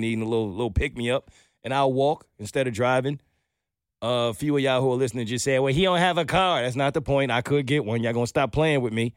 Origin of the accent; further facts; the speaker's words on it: New York, United States; moved away as an adult; now in Atlanta, United States; I'm a New Yorker.